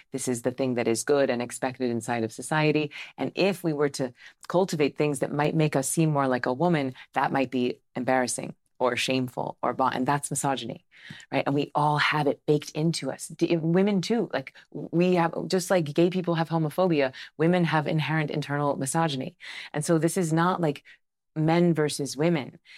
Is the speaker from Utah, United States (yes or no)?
no; Tallahassee, Florida, United States; I grew up Southern Baptist, right? So I'm from Tallahassee, Florida